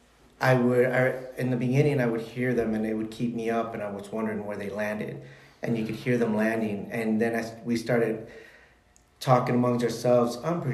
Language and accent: English; Chicago, Illinois, United States; I was born and raised in Chicago